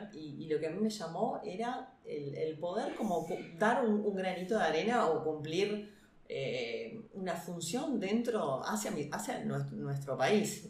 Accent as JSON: {"language": "Spanish", "country": "Uruguay", "said": "nosotros como uruguayos"}